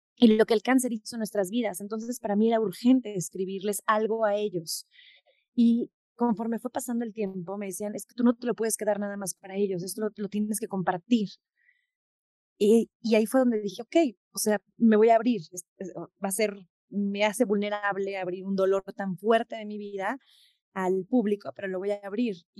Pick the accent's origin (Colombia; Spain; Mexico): Mexico; en México no lo pudimos hacer por mil complicaciones, por la burocracia, porque está de más explicarte por qué no lo pude hacer en mi país